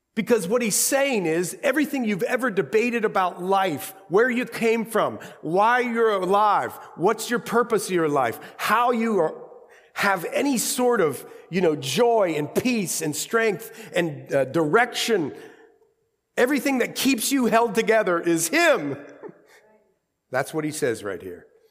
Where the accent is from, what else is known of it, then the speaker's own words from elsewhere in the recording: Ohio, United States; accent: Ohio; my Ohio accent